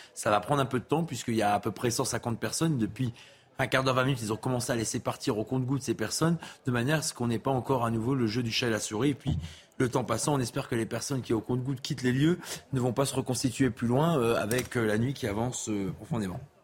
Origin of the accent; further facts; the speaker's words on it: Lille, Hauts-de-France, France; moved away; je viens du Nord et de Lille